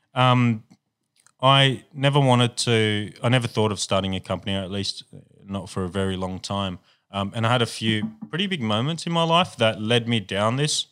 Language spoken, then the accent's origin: English; Sydney, New South Wales, Australia; we grew up in, in the ghetto of Sydney